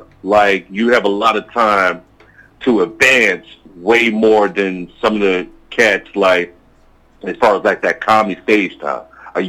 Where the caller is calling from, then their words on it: New York City, New York, United States; NYC, Queens, New York.